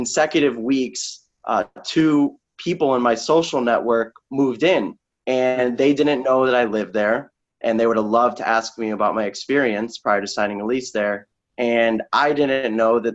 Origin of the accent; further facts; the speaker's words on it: Sarasota, Florida, United States; moved away as an adult; also born or lived in Naperville, Illinois; now in Chicago, United States; I'm originally from Sarasota, Florida